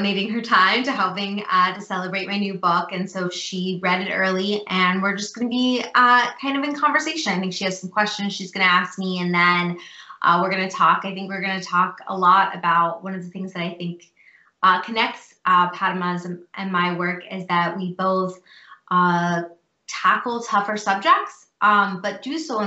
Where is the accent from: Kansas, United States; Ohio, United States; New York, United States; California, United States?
Ohio, United States; Cincinnati; moved away as an adult; also born or lived in Chicago area / Houston, Texas; I was born and raised in Cincinnati, Ohio.